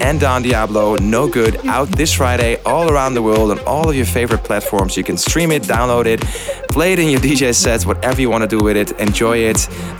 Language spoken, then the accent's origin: English; Amsterdam, North Holland, Netherlands; The biggest gathering of Hexagonians ever will take place in my hometown, Amsterdam.